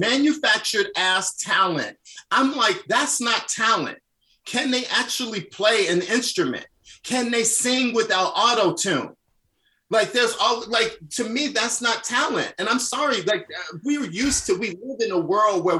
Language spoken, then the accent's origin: English; Chicago, Illinois, United States; I'm from the South Side of Chicago. I was that little Black gay kid that was bullied